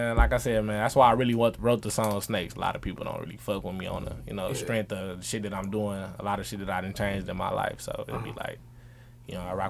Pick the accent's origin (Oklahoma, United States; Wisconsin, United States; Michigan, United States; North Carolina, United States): Wisconsin, United States; Milwaukee; Yeah, I was born in Milwaukee. I was born and raised on 38th. Lived there for about 17 years of my life.